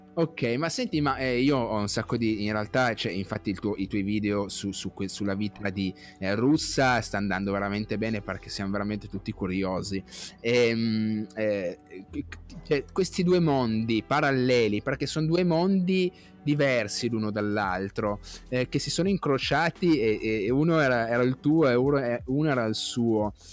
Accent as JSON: {"language": "Italian", "area": "province of Cuneo", "region": "Piedmont", "country": "Italy", "said": "io sono della, della, provincia di Cuneo"}